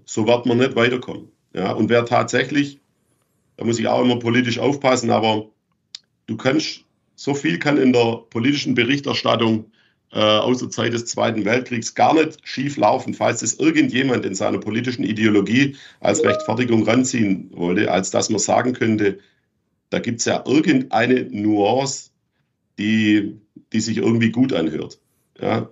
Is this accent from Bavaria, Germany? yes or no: no; Schwäbisch Gmünd, Baden-Württemberg, Germany; moved away; in meiner Heimatstadt in Schwäbisch Gmünd